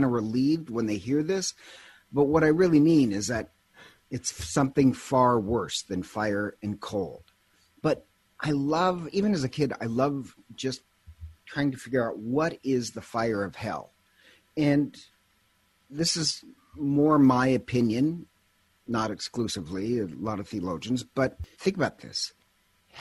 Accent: Montana, United States; I'm originally from Montana

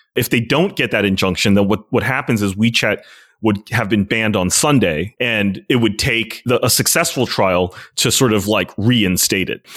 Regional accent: United States; I never feel more as Chinese American

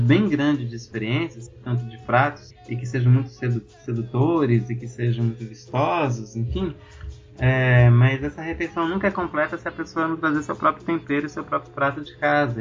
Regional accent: Brazil; com a minha própria realidade como africano brasileiro

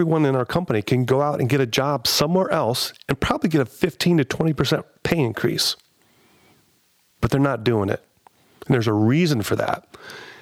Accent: Columbus, Ohio, United States; I'm from Columbus.

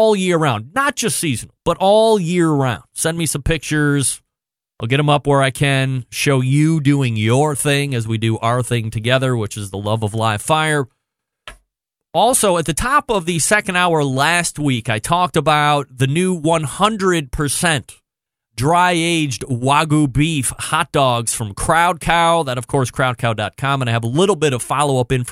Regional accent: Cleveland, Ohio, United States; I'm from Cleveland

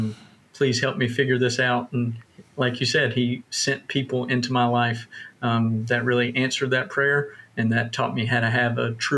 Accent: the Bible Belt, United States; My experience was much like yours, Andrew, of like growing up in the Bible Belt. I had great parents and grandparents that brought me to church and helped me understand the basics about Jesus

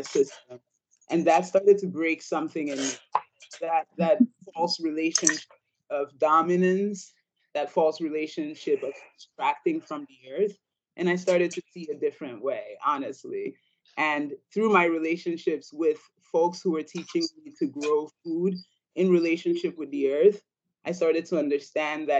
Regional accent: Ambas Bay, Southwest Region, Cameroon; moved away; I grew up in Cameroon, West Africa, on Ambas Bay, which is on the western

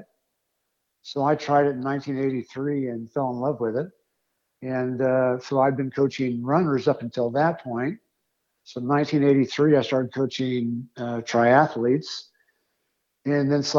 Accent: Greenwood, Indiana, United States; I grew up in Indiana, a little town just south of Indianapolis called Greenwood.

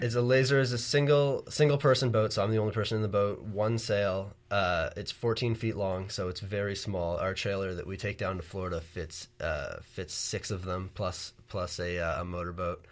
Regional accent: Bronte, Ontario, Canada; I'm from Bronte, Ontario

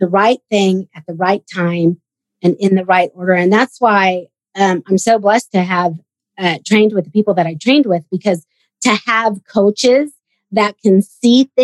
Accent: Sacramento, California, United States; also born or lived in Bay Area; I grew up in Sacramento, and I actually left home when I was 11 so that I could go train in the Bay Area

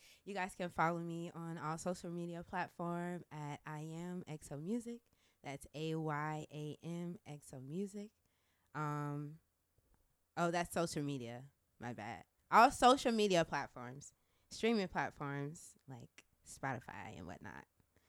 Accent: Clearwater, Florida, United States; Even though I'm from Clearwater.

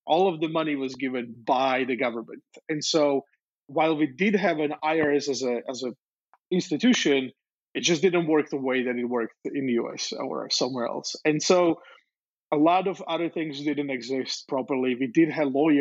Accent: Slovakia; moved away; I was born in Czechoslovakia, which was a communist friend's country

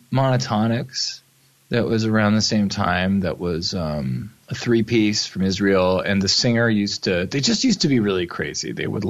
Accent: Toronto, Ontario, Canada; Yes. Toronto, Ontario, Canada.

